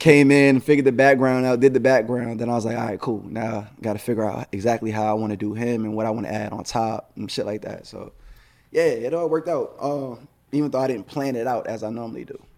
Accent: New York, United States; moved away; New York, of course, that's my hometown

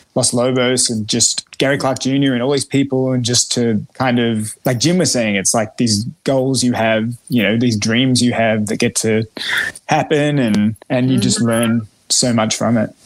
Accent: Melbourne, Victoria, Australia; moved away; I'm Australian

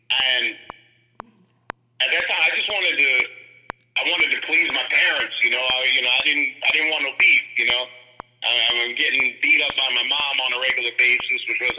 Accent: Jamaica; the link between them and the punks a lot of time were me because I'm Jamaican.

